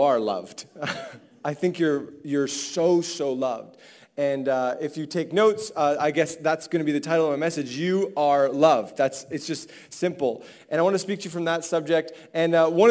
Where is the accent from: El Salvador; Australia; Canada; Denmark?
Canada; Vancouver, British Columbia; I'm from Vancouver.